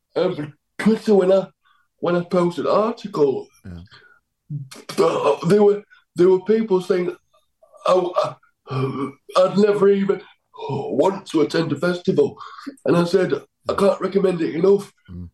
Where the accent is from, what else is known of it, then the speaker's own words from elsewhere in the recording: Doncaster, Yorkshire and the Humber, United Kingdom; I'm from Doncaster